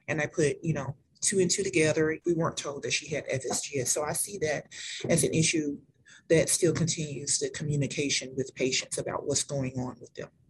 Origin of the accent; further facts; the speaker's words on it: Mobile, Alabama, United States; moved away; I am originally from Mobile, Alabama. I now work at Bloodworks Northwest